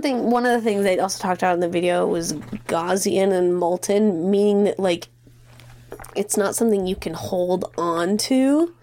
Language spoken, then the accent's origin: English; Great Falls, Montana, United States; where I'm from in Montana. So I grew up in Great Falls.